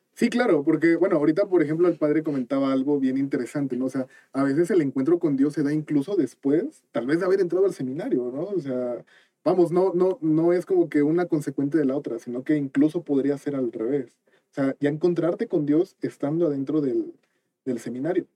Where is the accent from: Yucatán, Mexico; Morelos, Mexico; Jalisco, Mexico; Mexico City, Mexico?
Morelos, Mexico; Cuernavaca; yo soy de Cuernavaca